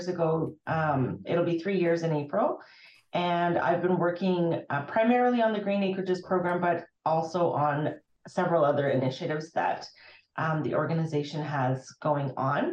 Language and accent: English; Fairview, Alberta, Canada; I did grow up in rural northwestern Alberta